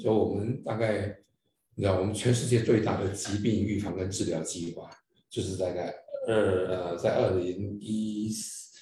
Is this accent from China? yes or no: no; Taiwan; 对我们台湾而言